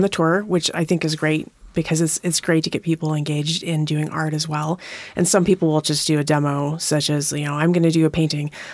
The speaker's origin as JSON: {"language": "English", "region": "Montana", "country": "United States", "tie": "born or raised there", "moved": "as an adult", "lives_now": "Tacoma, United States", "said": "I grew up in Montana"}